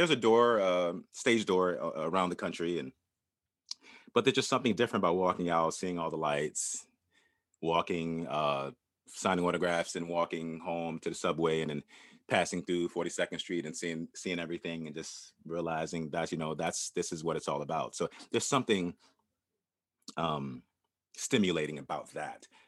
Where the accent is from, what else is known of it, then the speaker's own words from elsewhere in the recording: Norfolk, Virginia, United States; moved away; I'm from Norfolk, Virginia